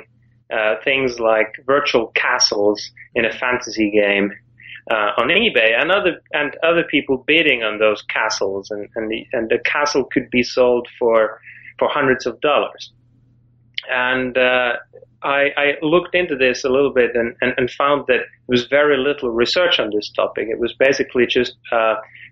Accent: Finland; moved away; I'm from Finland originally

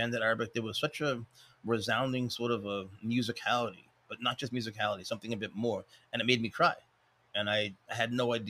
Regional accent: Spain; moved away; That's what I came up in Spain.

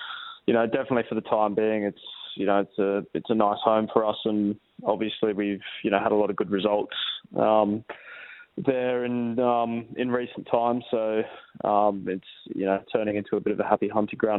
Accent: Perth, Western Australia, Australia; playing for my hometown club

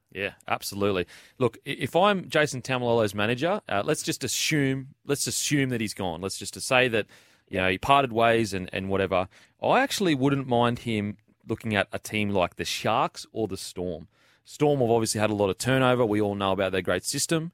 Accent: Queensland, Australia; Being a Queenslander

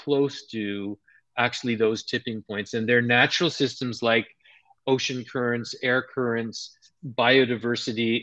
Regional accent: Montreal, Quebec, Canada; When I was a kid growing up in Montreal

